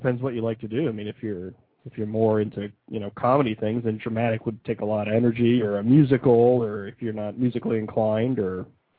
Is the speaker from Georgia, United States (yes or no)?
no; Ohio, United States; This is from my home state here, the great state of Ohio here